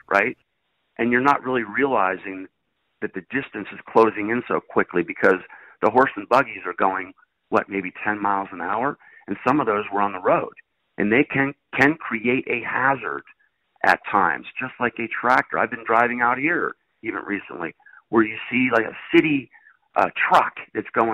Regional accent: Latrobe, Pennsylvania, United States; I grew up in a town where Rolling Rock beer is brewed, believe it or not. Latrobe, Pennsylvania

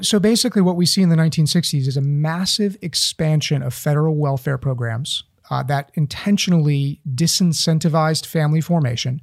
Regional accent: East Tennessee, United States; growing up in East Tennessee

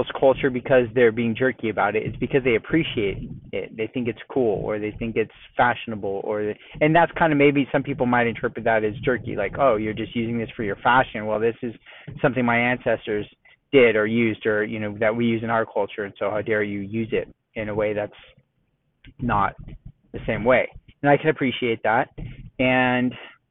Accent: Southern California, United States; moved away as an adult; now in Texas, United States; living and growing up in Southern California

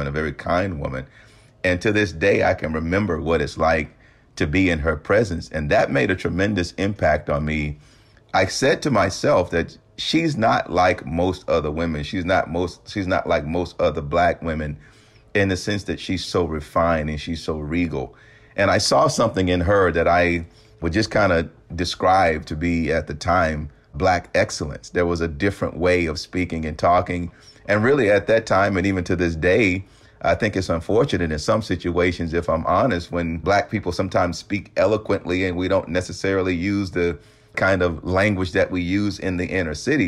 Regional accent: the South, United States; growing up in the South, you know, it was really kind of a community parenting kind of concept

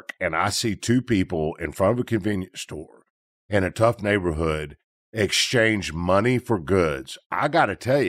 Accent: Memphis, Tennessee, United States; To people, I'm from Memphis.

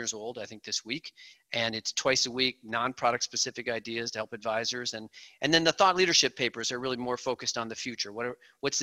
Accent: outside of Chicago, Illinois, United States; I grew up outside of Chicago

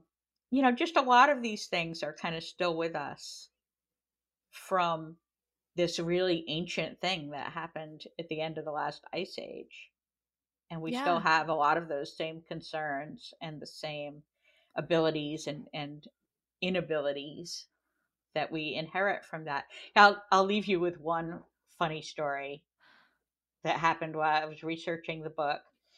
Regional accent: France; I grew up partly in France, and we had swimming lessons from school every week

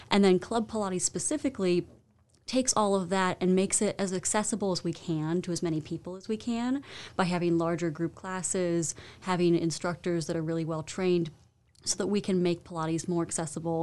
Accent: Virginia, United States; moved away as an adult; also born or lived in Arizona; now in Winston-Salem, United States; I'm from the Virginia area, the D.C. suburbs

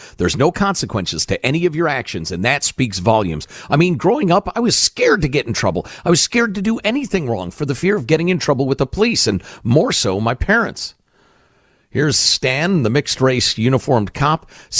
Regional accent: New York City, New York, United States; So being born and raised in New York City, being home, it saddens me to watch it go back to where it was in the early 80s.

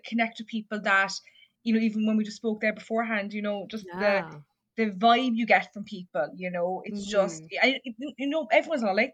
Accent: south of Ireland, Ireland; probably from the accent, I'm not from the US. I'm from Ireland, so I'm from the south of the country.

